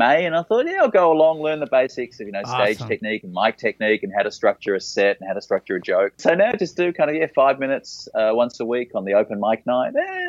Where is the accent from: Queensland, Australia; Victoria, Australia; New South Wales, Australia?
Victoria, Australia; Melbourne; moved away as an adult; now in Tokyo, Japan; I grew up in Melbourne in Australia, which hosts the International Comedy Festival each April.